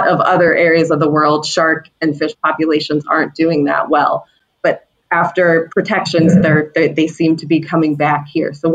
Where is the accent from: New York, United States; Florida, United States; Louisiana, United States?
Florida, United States; now in Cape Cod, United States; So I grew up in Florida, which happens to be the shark bite capital of the world